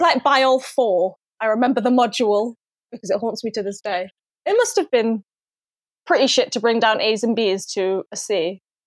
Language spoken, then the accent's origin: English; Manchester, North West England, United Kingdom; also born or lived in London; I'm from Manchester and I went to Warwick Uni